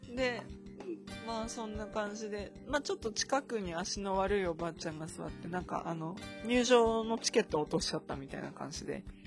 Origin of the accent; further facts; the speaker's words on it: Akita, Japan; moved away; 私が生まれ育った地域、まあ、秋田市ですね